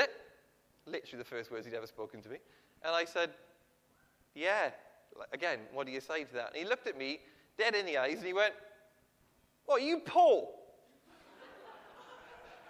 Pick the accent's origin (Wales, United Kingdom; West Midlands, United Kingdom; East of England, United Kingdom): Wales, United Kingdom; Ebbw Vale; moved away as an adult; also born or lived in Oxford / Camberwell, London; now in London, United Kingdom; I'm from a little town in southeast Wales. You won't have heard of it. It's called Ebervale